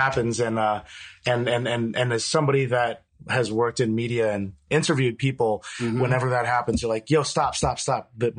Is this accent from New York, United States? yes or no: yes; Manhasset, New York, United States; I grew up in Manhasset, which is a town in Long Island.